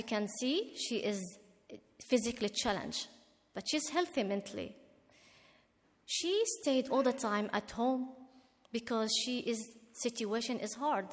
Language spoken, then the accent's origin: English; Israel; English is a second language; As an Arab Israeli